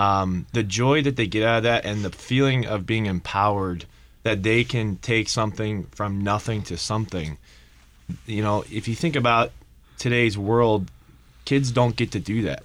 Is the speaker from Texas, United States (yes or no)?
no; Painesville, Ohio, United States; my hometown is Painesville, Ohio